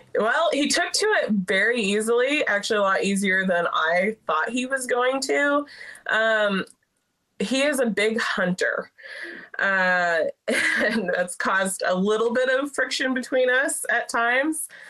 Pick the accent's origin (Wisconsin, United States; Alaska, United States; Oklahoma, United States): Alaska, United States; now in Texas, United States; growing up in Alaska, we had chickens